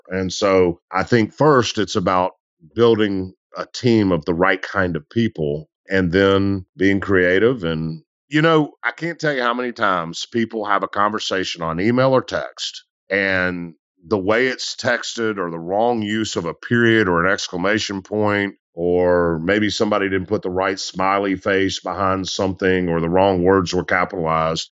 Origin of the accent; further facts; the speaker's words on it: Memphis, Tennessee, United States; also born or lived in Delta South; I'm a dude from Memphis who volunteered coaching high school football.